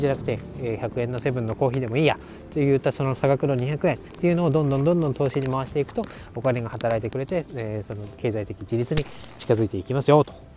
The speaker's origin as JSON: {"language": "Japanese", "country": "Japan", "tie": "born or raised there", "said": "私が雪国の出身ということもあって、まあ、小さい時からウィンタースポーツにこう慣れ親しんだ"}